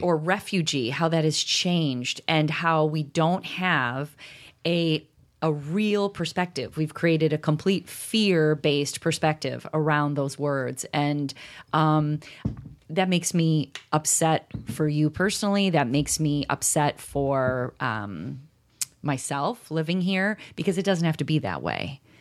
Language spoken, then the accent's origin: English; around Chicago, Illinois, United States; I grew up around Chicago